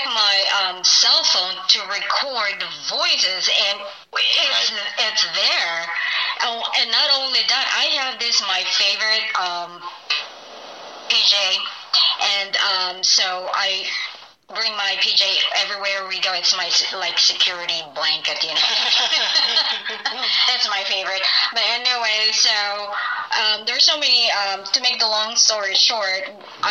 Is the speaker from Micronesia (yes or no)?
no; Philippines; now in Phoenix, United States; I'm from the Philippines